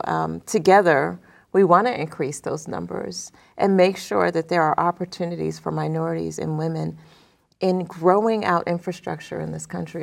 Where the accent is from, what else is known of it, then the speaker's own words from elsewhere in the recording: Youngstown, Ohio, United States; moved away; I grew up in Youngstown, Ohio